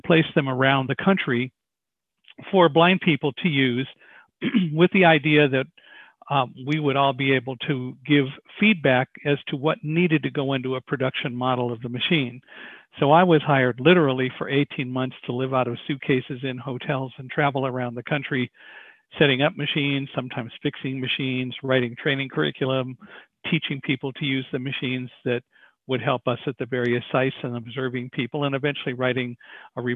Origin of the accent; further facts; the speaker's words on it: California, United States; also born or lived in Chicago, Illinois; I was born in Chicago. We moved to California when I was five. So I've lived out here most all of my life